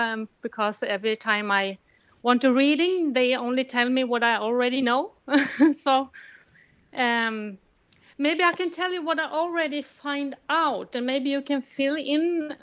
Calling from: Mandal, Agder, Norway; I'm calling from Mandal, Norway. It's in the southest town in Norway, facing Denmark.

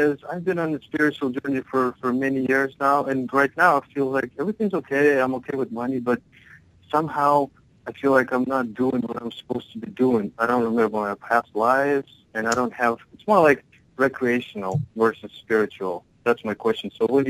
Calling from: Salt Lake City, Utah, United States; Salt Lake City.

